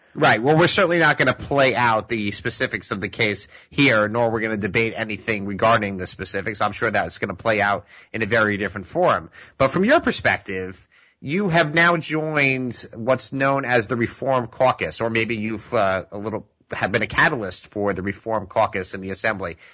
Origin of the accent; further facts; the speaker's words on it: the Five Towns, Long Beach, Oceanside, Island Park, New York, United States; my hometown, the five towns, Long Beach, Oceanside Island Park and the environs